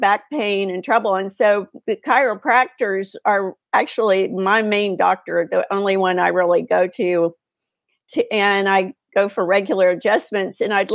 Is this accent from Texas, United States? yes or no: yes; Texas, United States; I'm a Texas girl